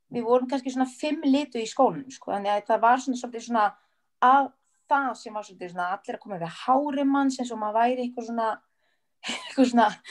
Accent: Paris, Île-de-France, France; now in Iceland; ég kem frá París

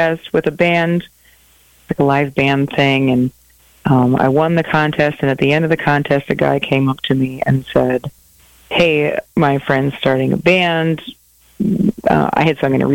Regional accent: Wisconsin, United States; moved away as an adult; also born or lived in Minneapolis, Minnesota; I grew up in Wisconsin in a small town, and I moved to Minneapolis and lived there for almost 20 years

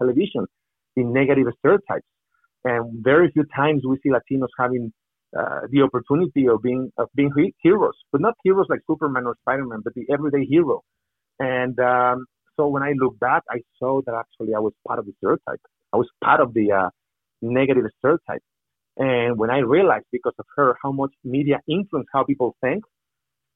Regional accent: Mexico; English is a second language; moved away as an adult; also born or lived in Miami; I'm from Mexico

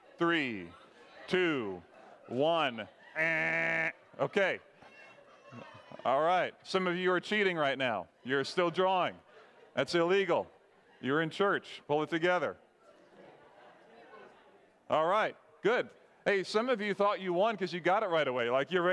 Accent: Barbados; now in United States; Hey, it's better than when I grew up in Barbados, okay?

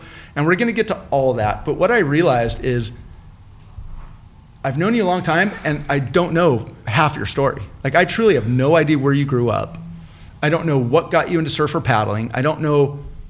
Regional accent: Newport Bay area, California, United States; My wife and I both grew up on the other side of the bay and went to Coronado Mar High School.

